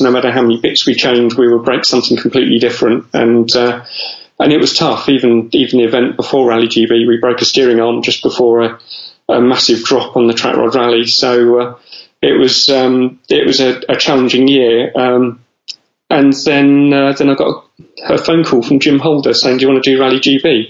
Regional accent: London, United Kingdom; I grew up in North London

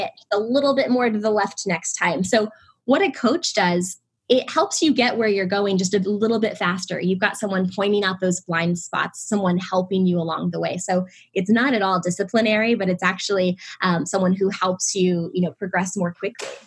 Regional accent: Illinois, United States; moved away as an adult; also born or lived in Indianapolis, Indiana; now in Los Angeles, United States; I was born and raised in the Midwest in Illinois.

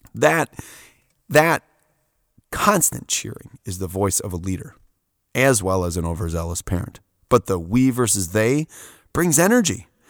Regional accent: Wisconsin, United States; I'm coming from Wisconsin.

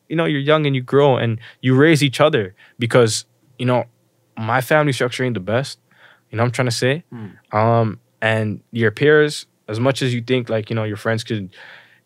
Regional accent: Toronto, Ontario, Canada; also born or lived in Malton, Mississauga; I'm from Rexdale or whatever, but like, when I, you know, moved to, I didn't necessarily move, but I went to school in Malton.

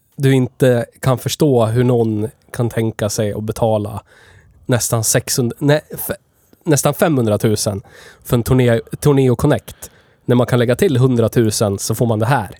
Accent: Gävle, Gävleborg County, Sweden; vi är ju från Gävle, vi spelar in det här i Gävle

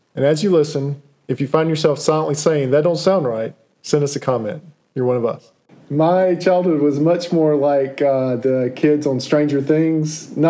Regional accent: Cary, North Carolina, United States; I grew up in Cary. I grew up in the quintessential suburban neighborhood, okay?

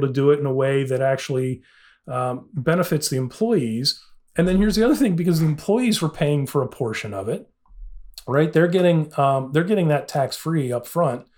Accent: Illinois, United States; I'm from Illinois

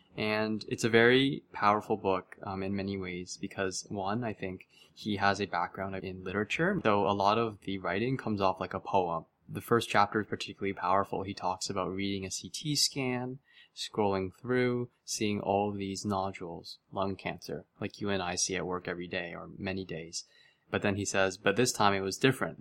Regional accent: Mississauga, Ontario, Canada; I was born and raised in Mississauga, Ontario

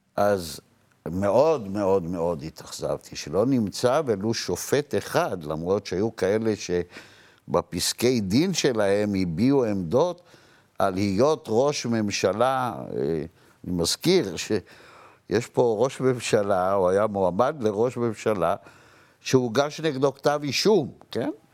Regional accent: Jerusalem, Jerusalem District, Israel; אני גדלתי ברחביה, אני מהשכונה של השופטים.

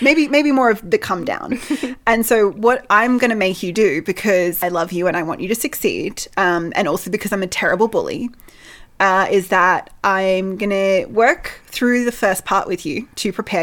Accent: Australia; we are Australian

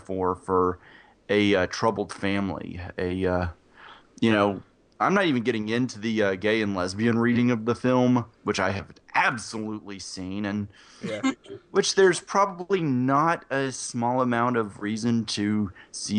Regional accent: the South, United States; I'm from the South

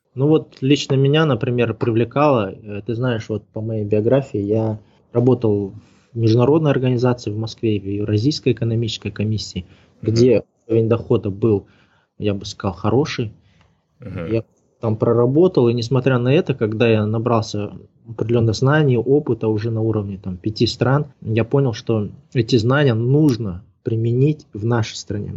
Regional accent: Kazakhstan; moved away as an adult; also born or lived in Moscow; Но я единственный, кто из Казахстана туда поехал

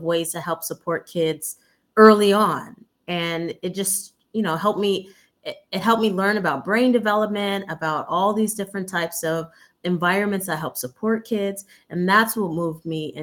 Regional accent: Fresno, California, United States; also born or lived in Compton / Los Angeles; now in Sacramento, United States; I'm actually originally from Fresno, but if we took it way, way back, I was born in Compton. But as an infant, we moved to Fresno, and then that's where I'm from.

